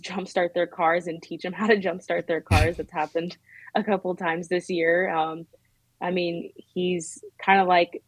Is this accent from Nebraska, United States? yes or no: yes; Nebraska, United States